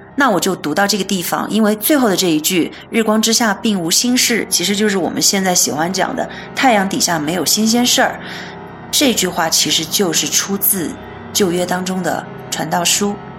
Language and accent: Chinese; China; 我们中国人